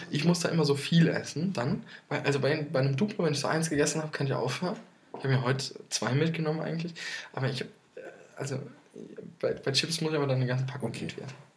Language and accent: German; Limburg an der Lahn, Hesse, Germany; in Limburg, in meiner, mhm. in meiner Heimat